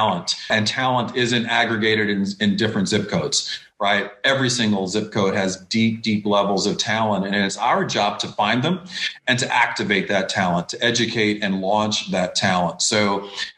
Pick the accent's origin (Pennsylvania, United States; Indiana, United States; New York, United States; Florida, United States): New York, United States; I'm from New York, so I grew up in the kind of the hip hop kind of explosion years of the East Coast